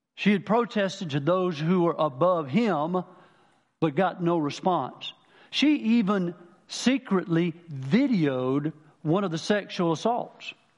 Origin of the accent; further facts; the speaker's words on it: Manning, South Carolina, United States; I'm from Manning originally, down the lower part of the state.